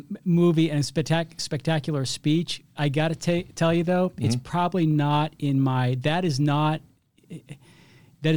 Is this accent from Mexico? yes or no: no; Boston, Massachusetts, United States; I grew up in Boston